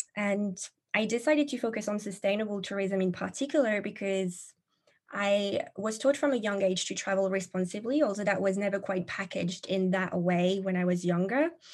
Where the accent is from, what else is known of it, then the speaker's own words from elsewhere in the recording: France; moved away as an adult; now in England, United Kingdom; I'm originally from France, but like you mentioned, living in England, it's been about a decade or so now living the expat life.